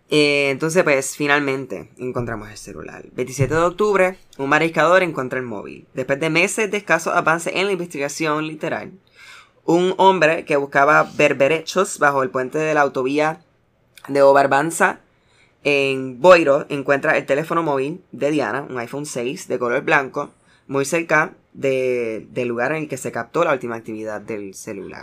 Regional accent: United States; soy americano

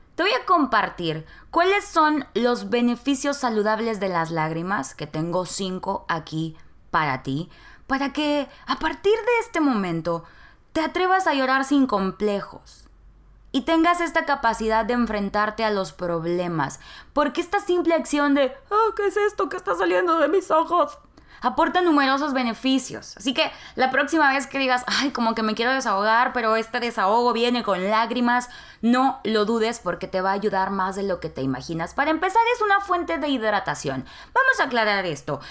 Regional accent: Nuevo Laredo, Tamaulipas, Mexico; moved away as an adult; now in Monterrey, Mexico; Nuevo Laredo, que es mi ciudad natal, Nuevo Laredo, Tamaulipas

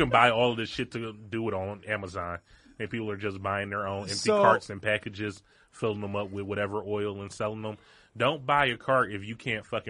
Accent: Detroit, Michigan, United States; But I'm from Detroit and we fucked with ….

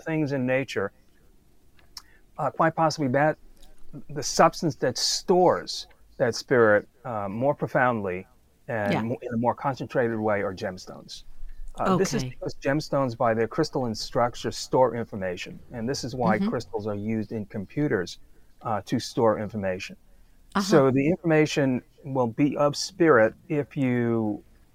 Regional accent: New York City, New York, United States; moved away as an adult; I grew up in Brooklyn

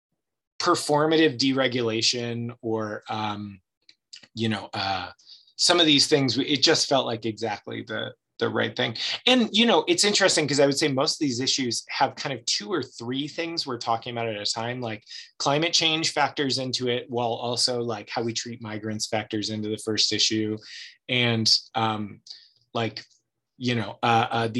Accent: Ohio, United States; also born or lived in California / Louisiana / Chicago / Los Angeles; now in Oregon, United States; I grew up in Ohio

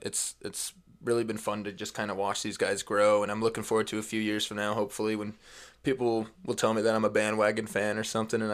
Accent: Nebraska, United States; we grew up in Nebraska. Football's huge here.

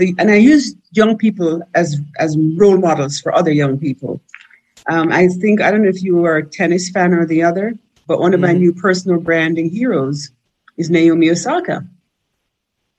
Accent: Jamaica; moved away as an adult; now in United States; I came up here from Jamaica pretty green

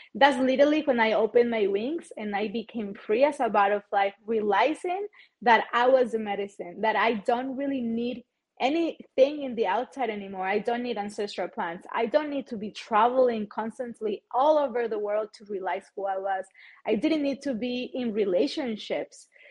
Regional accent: Chihuahua, Mexico; English is a second language; I am originally from Chihuahua, Mexico

